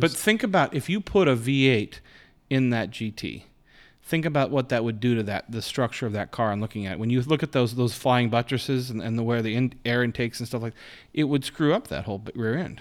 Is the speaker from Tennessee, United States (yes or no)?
no; Spokane, Washington, United States; outside of Spokane, outside my hometown.